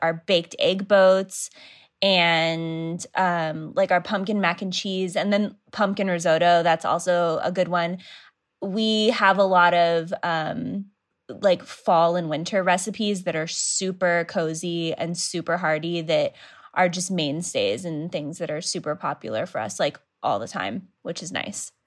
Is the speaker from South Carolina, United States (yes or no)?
no; Idaho, United States; moved away as an adult; now in Los Angeles, United States; growing up in Idaho